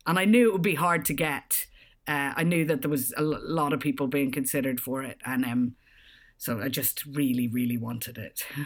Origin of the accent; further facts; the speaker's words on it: Ireland; moved away as an adult; also born or lived in Australia / Edinburgh / London; I grew up in Ireland and left quite young to go traveling